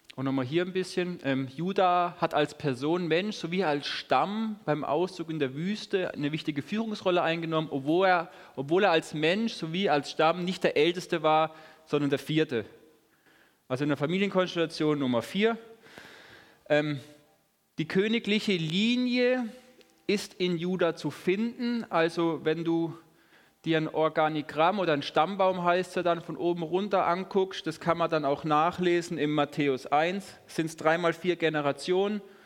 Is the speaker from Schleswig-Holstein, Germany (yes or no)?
no; Lörrach, Baden-Württemberg, Germany; now in Hagen, Germany; Und ich komme auch aus Lörrach, wohne in Hagen.